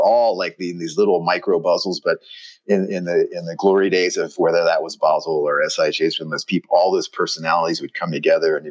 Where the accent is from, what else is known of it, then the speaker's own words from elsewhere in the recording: Lafayette, Louisiana, United States; moved away as an adult; also born or lived in New York; I come from a very small town in southern Louisiana called Lafayette, Louisiana, and had moved to New York after school